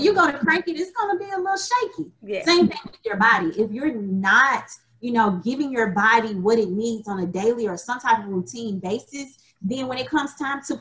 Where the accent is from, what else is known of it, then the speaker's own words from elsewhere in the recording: Alabama, United States; moved away as an adult; now in Memphis, United States; I'm originally from Alabama